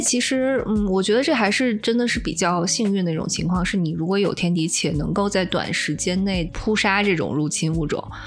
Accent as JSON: {"language": "Chinese", "country": "China", "said": "我们中国人"}